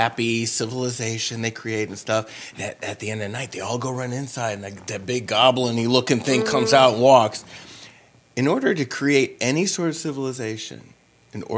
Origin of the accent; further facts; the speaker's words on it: New Orleans, Louisiana, United States; I'm from New Orleans. That's where I grew up